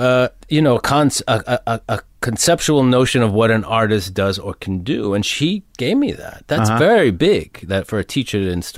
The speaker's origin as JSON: {"language": "English", "town": "Mount Vernon", "region": "New York", "country": "United States", "tie": "born or raised there", "said": "I grew up right outside of the city in Mount Vernon, New York."}